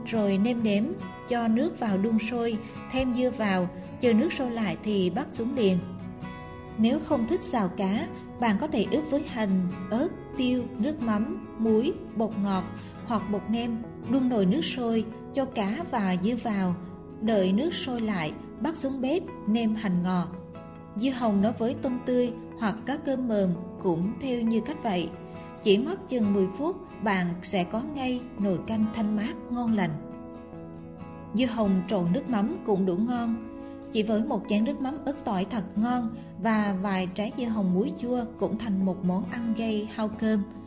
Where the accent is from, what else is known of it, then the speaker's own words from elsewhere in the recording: Bình Định, Vietnam; Ở Bình Định quê tôi